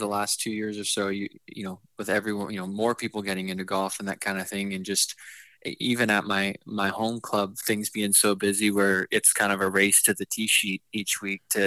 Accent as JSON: {"language": "English", "town": "Kingston", "region": "Ontario", "country": "Canada", "tie": "born or raised there", "said": "it's home. Kingston's where I'm from."}